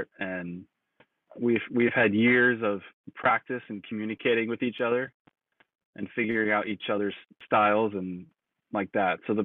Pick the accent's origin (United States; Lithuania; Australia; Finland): United States; Ohio; also born or lived in New York; now in Los Angeles, United States; I am also from the Midwest, originally born in New York, but we both kind of grew up in Ohio